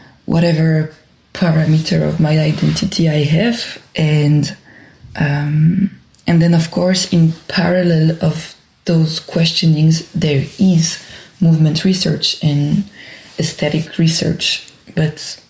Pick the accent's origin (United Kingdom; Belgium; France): Belgium; Brussels, Brussels-Capital Region; accent: French; English is a second language; I just say it now with my French accent. I'm a dancer, choreographer, performer in Brussels and from Brussels.